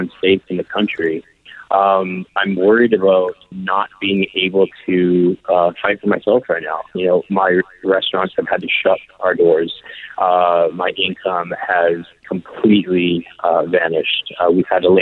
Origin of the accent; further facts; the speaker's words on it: Canada; we are Canadian citizens abroad right now